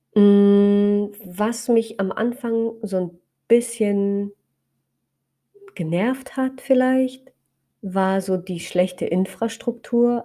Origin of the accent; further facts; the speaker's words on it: Spreewald, Brandenburg, Germany; so sehr verwurzelt fühle in meiner Heimat im Spreewald